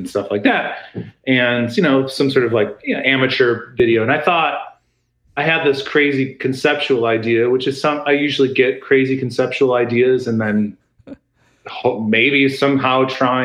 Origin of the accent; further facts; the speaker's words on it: Chicago, Illinois, United States; Growing up in Chicago